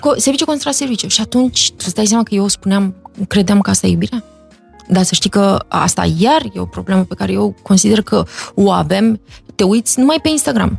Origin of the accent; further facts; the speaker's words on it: Iași, Iași County, Romania; moved away as an adult; also born or lived in Los Angeles; eu sunt o fată de la Iași, dintr-o familie cu această configurație